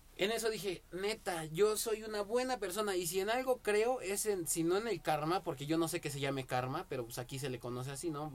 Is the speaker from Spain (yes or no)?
no; Mexico; como buen mexicano